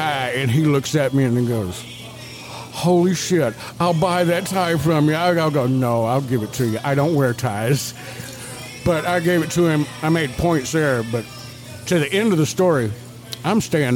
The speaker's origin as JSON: {"language": "English", "region": "the South", "country": "United States", "said": "I'm from the South"}